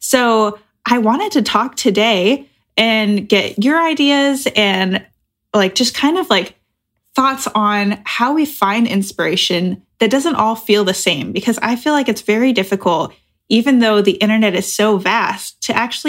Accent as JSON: {"language": "English", "region": "Oregon", "country": "United States", "moved": "yes", "lives_now": "Chicago, United States", "said": "I'm originally from Oregon."}